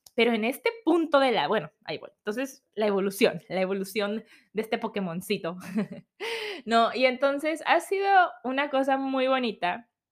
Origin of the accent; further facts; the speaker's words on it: Mexico; moved away as an adult; now in New Zealand; soy de México, me estoy mudando con mi esposo